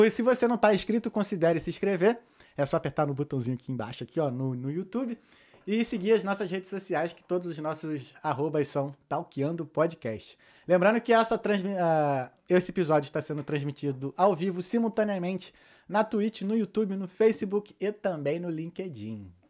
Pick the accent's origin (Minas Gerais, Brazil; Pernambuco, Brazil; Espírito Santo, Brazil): Espírito Santo, Brazil; sou do Espírito Santo